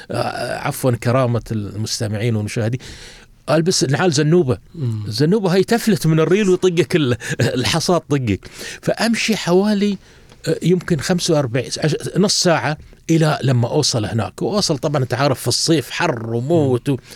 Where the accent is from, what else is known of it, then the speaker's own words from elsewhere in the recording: Doha, Qatar; كنت اخرج انا وجدي الله يرحمه نمشي من مشيرب او قصدي من بيتنا في في فريج عبد العزيز الى وين سوق واقف